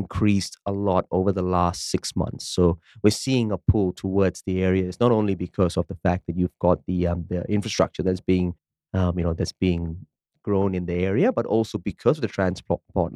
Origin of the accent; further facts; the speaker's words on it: Malaysia; now in Perth, Australia; I come from Malaysia